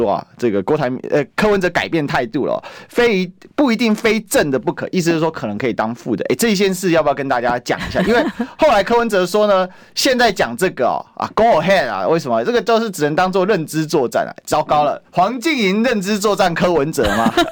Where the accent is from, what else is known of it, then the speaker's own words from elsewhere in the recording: Kaohsiung, Taiwan; moved away as an adult; now in Taipei, Taiwan; 因为我高雄人嘛，那嗯。南部小孩上台北